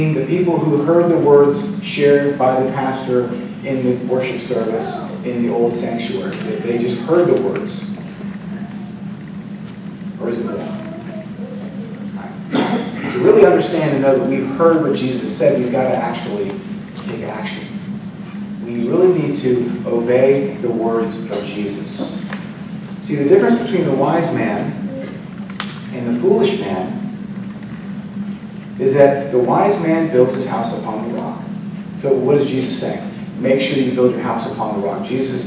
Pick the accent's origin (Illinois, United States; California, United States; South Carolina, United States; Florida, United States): Florida, United States; moved away; I grew up in Florida